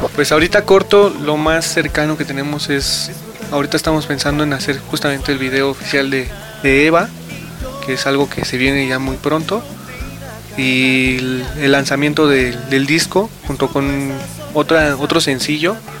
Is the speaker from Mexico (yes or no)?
yes; Mexico; somos de México, somos un producto hecho en México